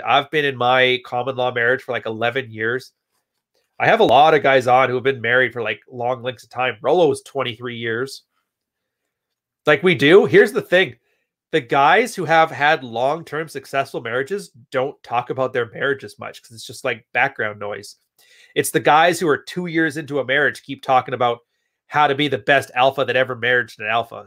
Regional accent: Edmonton, Alberta, Canada; also born or lived in West Coast; now in Montreal, Canada; I was born in Edmonton, Alberta

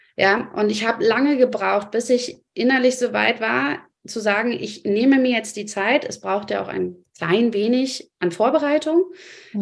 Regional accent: Germany; bei uns in Deutschland

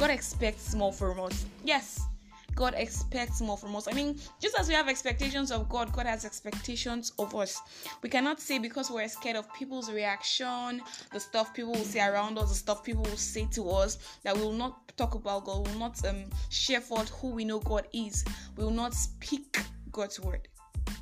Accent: Nigeria; I'm that Nigerian Christian

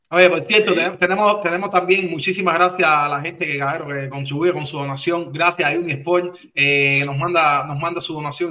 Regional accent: Cuba; now in United States; nosotros somos cubanos

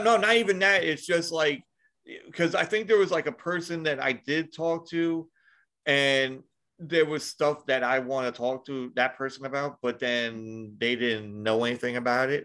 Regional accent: New York, United States; I'm from New York

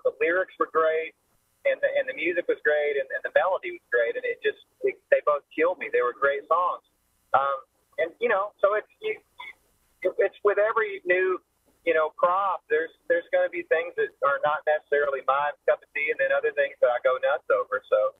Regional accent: Oklahoma City, Oklahoma, United States; also born or lived in Lawton, Oklahoma; I grew up in Oklahoma City, Oklahoma. I'm an Okie.

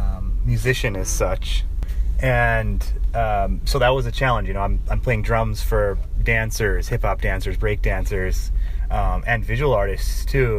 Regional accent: Lansing, Michigan, United States

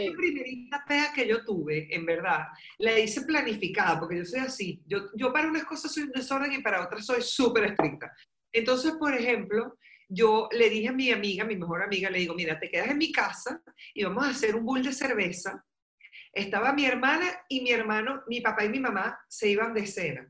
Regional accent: Caracas, Capital District, Venezuela; yo viví y me crié en Caracas y estuve muchos años en Caracas

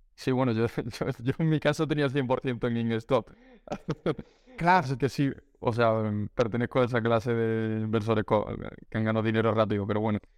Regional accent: Málaga, Andalusia, Spain; yo que soy de Málaga

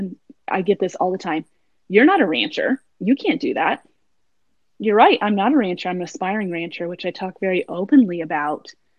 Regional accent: Norman, Oklahoma, United States; Part of my childhood, I grew up in Norman, Oklahoma.

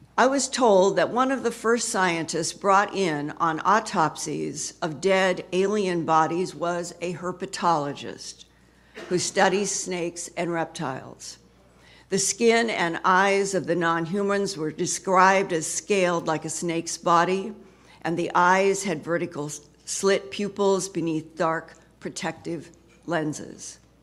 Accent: Boise, Idaho, United States; moved away; I grew up in Boise, Idaho

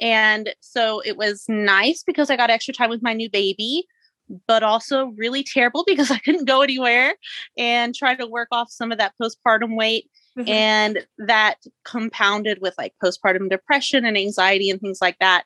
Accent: Texas, United States; I am from Texas. I'm in West Texas

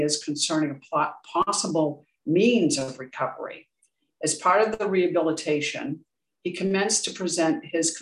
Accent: Boston, Massachusetts, United States; I grew up in Dorchester, Massachusetts, which is in the USA

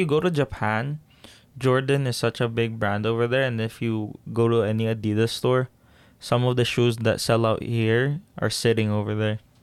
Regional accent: Philippines; now in Canada; Growing up in the Philippines

